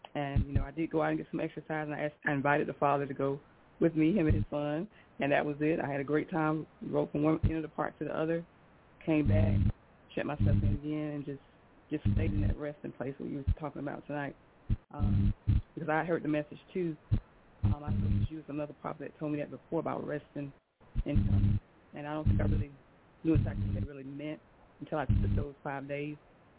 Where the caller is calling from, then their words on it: South Carolina, United States; Hi, LaShun. This is …, South Carolina.